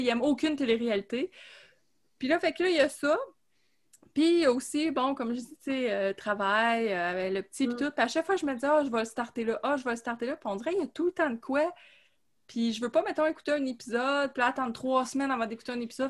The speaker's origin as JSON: {"language": "French", "town": "Gatineau", "region": "Quebec", "country": "Canada", "tie": "born or raised there", "said": "je viens de Gatineau. Je suis née à Hull"}